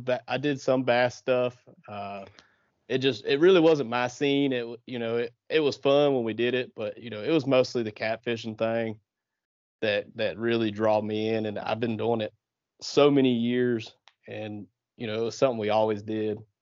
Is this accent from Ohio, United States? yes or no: yes; southeastern Ohio, United States; moved away as an adult; also born or lived in the South; I actually grew up in, uh, southeastern Ohio, uh, right on the Ohio River